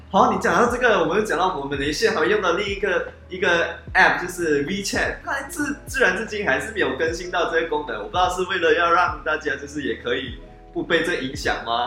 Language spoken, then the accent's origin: Chinese; George Town, Penang, Malaysia; 那我是来自马来西亚槟城的